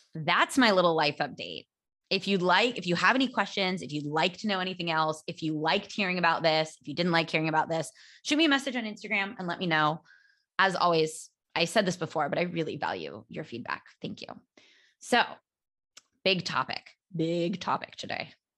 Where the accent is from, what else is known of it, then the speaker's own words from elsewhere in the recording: California, United States; now in Barcelona, Spain; I am American. I'm from California